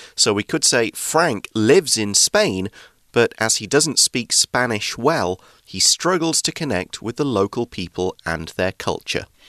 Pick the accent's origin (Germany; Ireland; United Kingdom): United Kingdom; England; in the UK, in my hometown